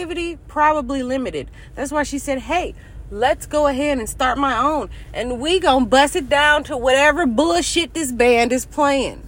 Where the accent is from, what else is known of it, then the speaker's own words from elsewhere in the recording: Michigan, United States; I'm from Michigan